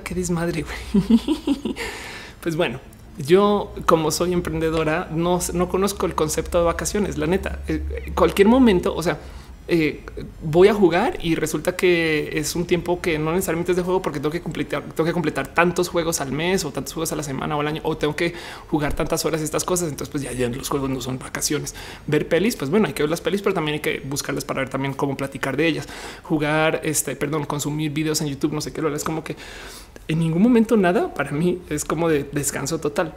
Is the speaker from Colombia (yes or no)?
yes; Colombia; moved away; cuando yo salí de Colombia no conocí muy bien eh, el país